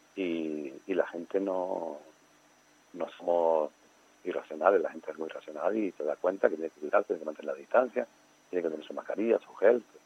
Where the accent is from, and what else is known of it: Canary Islands, Spain